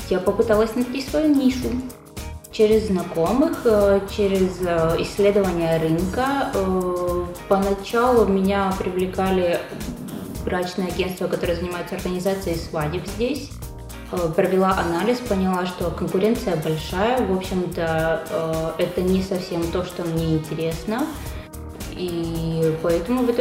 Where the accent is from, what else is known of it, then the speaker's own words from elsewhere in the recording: southern Russia, Russia; now in Czech Republic; Приехала в Чехию я 6 лет назад. Э, приехала из России, с юга России.